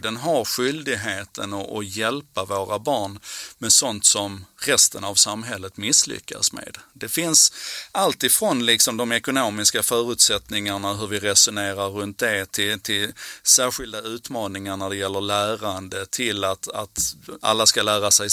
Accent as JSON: {"language": "Swedish", "town": "Malmö", "region": "Skåne", "country": "Sweden", "tie": "born or raised there", "said": "på 70-talet när jag växte upp i Malmö"}